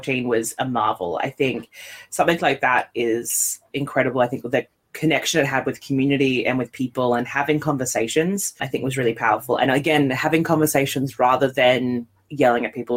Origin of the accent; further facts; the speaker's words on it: Australia; now in Scotland, United Kingdom; I'm from Australia